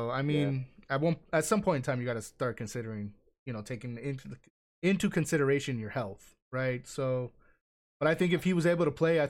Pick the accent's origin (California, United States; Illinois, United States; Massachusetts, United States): California, United States; I mean, I'm from Southern California, so.